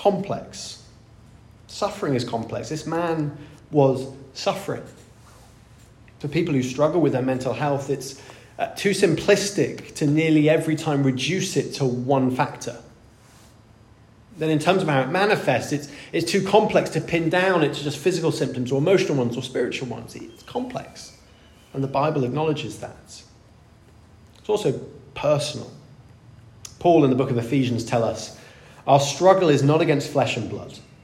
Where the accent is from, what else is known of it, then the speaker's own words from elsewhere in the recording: India; moved away; I grew up in India